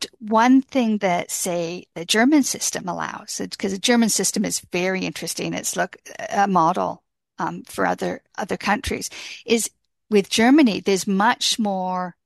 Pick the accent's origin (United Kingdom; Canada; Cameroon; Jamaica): Canada; I'm a Canadian